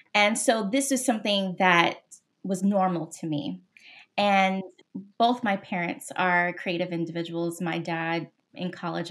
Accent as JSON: {"language": "English", "town": "Los Angeles", "region": "California", "country": "United States", "tie": "born or raised there", "also_born_or_lived": "Seattle, Washington", "moved": "as an adult", "said": "I'm originally from Los Angeles, born and raised"}